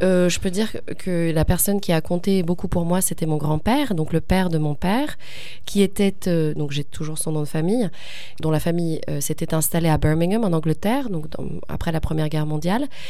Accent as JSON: {"language": "French", "country": "France", "first_language": "French", "said": "le français est ma langue maternelle, et c'est là où j'ai passé, j'ai vécu le plus dans ma vie en France."}